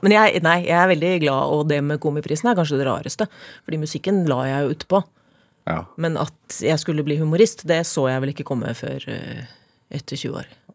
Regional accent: Norway; født og oppvokst i Obos

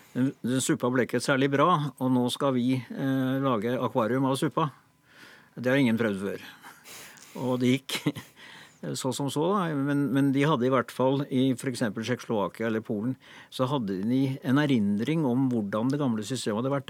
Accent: Norway; vi som nordmenn

